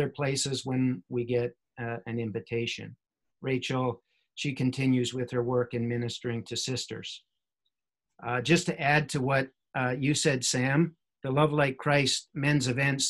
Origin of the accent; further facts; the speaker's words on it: Newfoundland and Labrador, Canada; moved away as an adult; now in Greater Toronto Area, Canada; I was born and raised in Newfoundland and Labrador